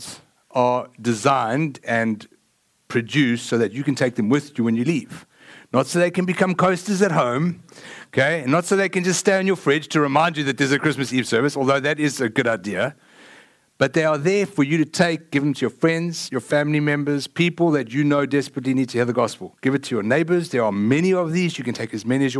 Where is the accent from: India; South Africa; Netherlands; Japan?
South Africa; now in Lake Travis, United States; I am from South Africa